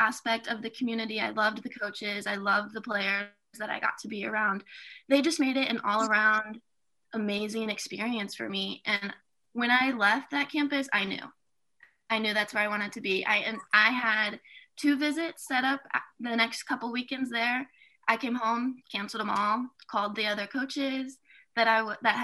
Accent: Kansas City, Missouri, United States; I am actually from Kansas City. I live maybe 15, 20 minutes from the stadium

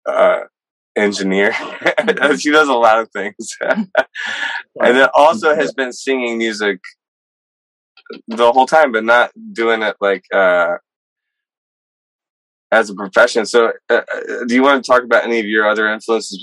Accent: North Georgia, United States; I am from the South, like the Southern part, like North Georgia.

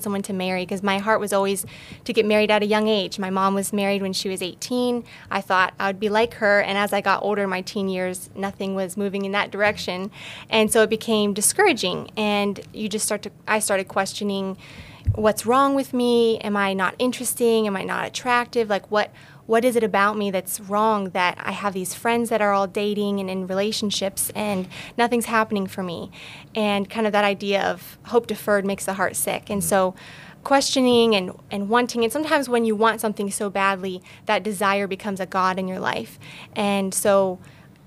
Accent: Alliance, Ohio, United States; I grew up in Alliance, Ohio, born and raised, small town

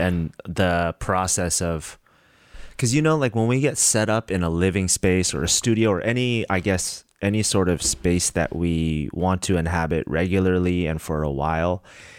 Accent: Santa Rosa, California, United States; moved back to my hometown of Santa Rosa mm-hmm. in Northern California

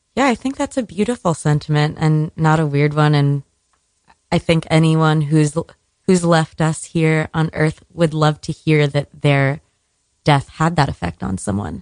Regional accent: Miami, Florida, United States; moved away; I'm from Miami

